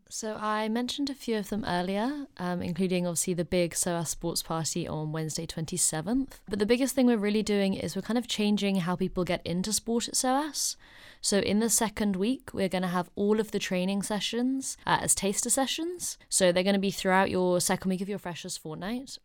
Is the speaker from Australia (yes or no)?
no; Oxford, South East England, United Kingdom; moved away as an adult; now in London, United Kingdom; I'm only from Oxford, so London's down the road